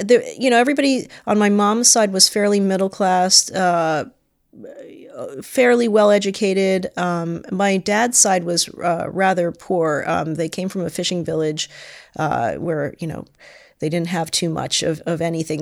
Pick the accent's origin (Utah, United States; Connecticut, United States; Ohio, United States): Connecticut, United States; Stamford; I was born in Stamford, Connecticut.